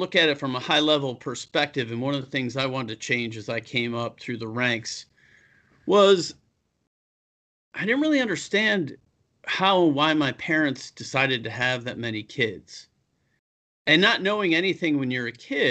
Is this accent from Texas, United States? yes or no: no; Buffalo, New York, United States; moved away; also born or lived in California; I'm from Buffalo